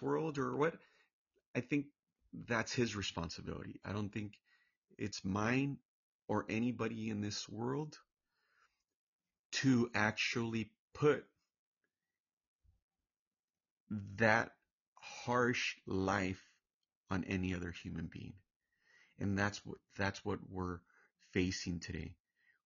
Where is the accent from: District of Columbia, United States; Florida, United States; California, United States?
California, United States; Orange County; I'm originally from Orange County, California, but my background, my family were Hispanic